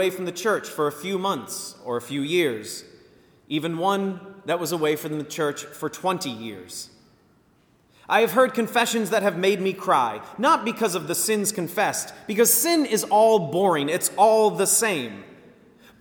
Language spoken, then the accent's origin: English; Virginia Beach, Virginia, United States; I am from Virginia Beach, born and raised